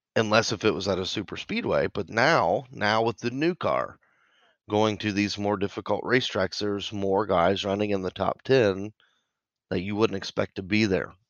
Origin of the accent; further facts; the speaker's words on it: Indiana, United States; we're both from Indiana